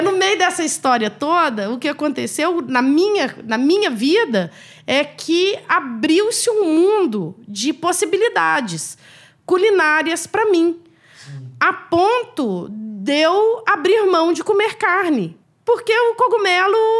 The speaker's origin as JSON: {"language": "Portuguese", "region": "Minas Gerais", "country": "Brazil", "said": "a gente é mineiro"}